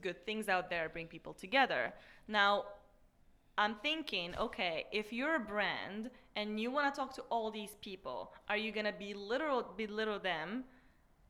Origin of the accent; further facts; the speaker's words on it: Marrakesh, Marrakesh-Safi, Morocco; moved away; I'm originally from Morocco, from Marrakesh.